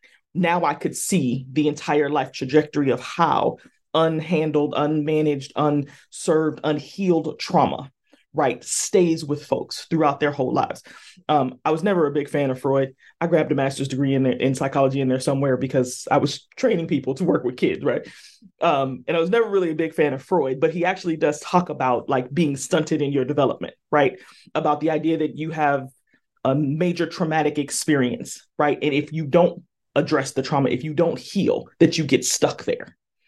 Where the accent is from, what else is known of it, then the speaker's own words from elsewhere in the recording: California, United States; again, I'm from Southern California and it was hot.